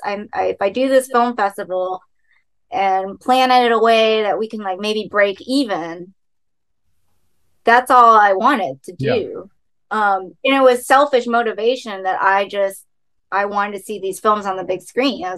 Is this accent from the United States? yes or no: yes; Dallas, Texas, United States; now in Los Angeles, United States; Dallas, my hometown